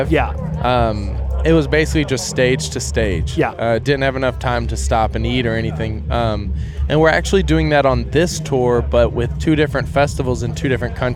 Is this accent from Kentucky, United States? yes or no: yes; Kentucky, United States; I feel like it's pretty small in the grand scheme of things, um, just because it is Kentucky, you know. So you're kind of in the middle of nowhere